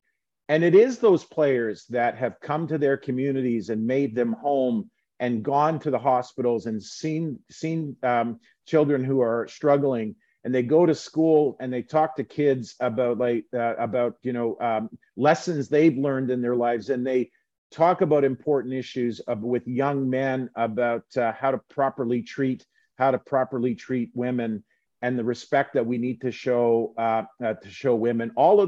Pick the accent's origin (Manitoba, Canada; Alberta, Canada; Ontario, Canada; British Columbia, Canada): Manitoba, Canada; Winnipeg; I grew up in Winnipeg. I'm a, you know, I get some in some ways you feel like that's my roots. I'm a Western Canadian.